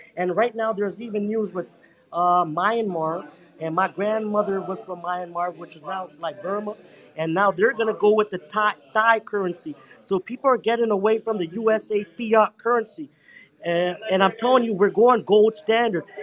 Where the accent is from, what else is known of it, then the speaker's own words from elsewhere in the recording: Toronto, Ontario, Canada; I'm from Toronto. We are melting pot